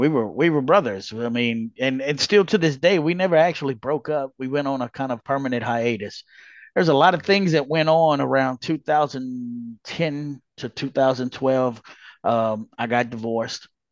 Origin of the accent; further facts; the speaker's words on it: Louisiana, United States; born and raised in Louisiana